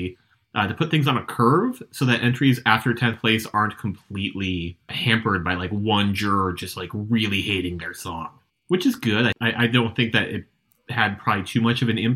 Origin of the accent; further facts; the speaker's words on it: United States; as an American